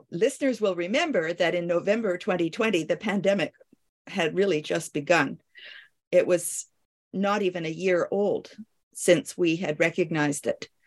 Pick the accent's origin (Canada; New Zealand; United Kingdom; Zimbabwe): Canada; also born or lived in Paris, France / Kingston, Ontario; I am a Canadian